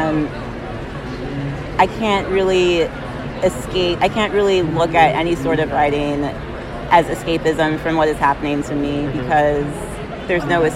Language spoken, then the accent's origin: English; U.S. Virgin Islands; I'm from St. Thomas of the United States Virgin Islands